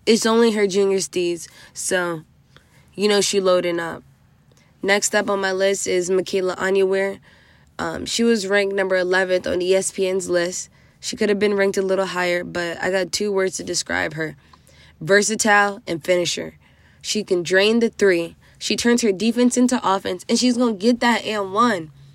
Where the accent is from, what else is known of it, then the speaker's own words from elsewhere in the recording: DMV, Maryland, United States; representing Maryland, my hometown D M V.